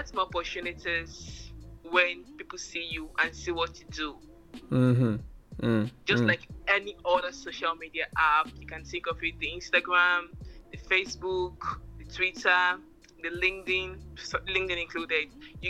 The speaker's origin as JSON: {"language": "English", "region": "Imo", "country": "Nigeria", "said": "I'm from Imo State, although to be specific."}